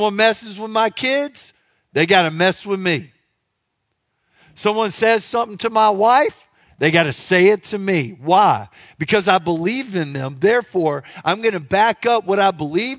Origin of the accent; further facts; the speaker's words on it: Louisiana, United States; I am from Louisiana